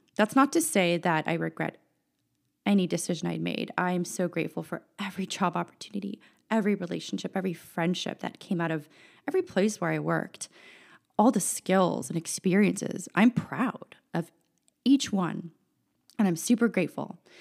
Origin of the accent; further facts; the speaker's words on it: San Francisco, California, United States; also born or lived in Chicago; I was born and raised in San Francisco, California